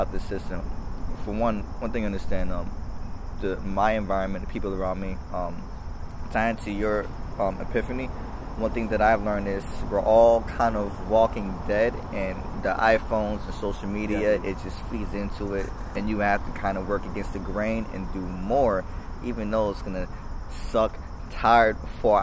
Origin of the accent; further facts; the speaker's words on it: Boston, Massachusetts, United States; Dorchester. Manapin area, Hyde Park area